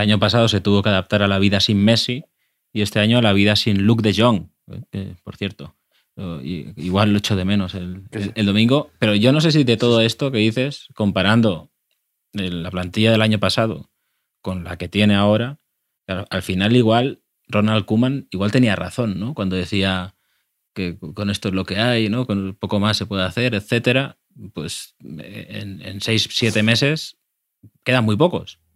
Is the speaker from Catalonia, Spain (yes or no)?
no; Castellón de la Plana, Valencian Community, Spain; como ciudadano cercano a Valencia, que soy de Castellón